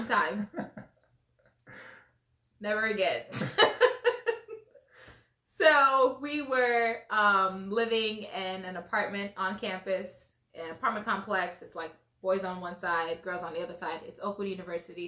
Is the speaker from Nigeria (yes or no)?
yes; Nigeria; I am Nigerian. Parents Nigerian. I was born in Nigeria.